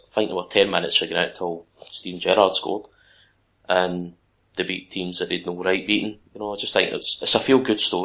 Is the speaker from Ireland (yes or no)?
no; Scotland, United Kingdom; As a Scotsman